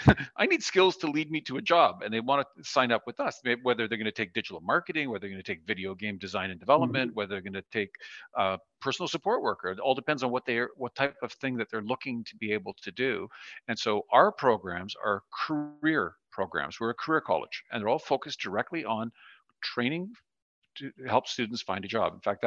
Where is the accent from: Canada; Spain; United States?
Canada; Sudbury, Ontario; I'm from Sudbury, 4 hours north of Toronto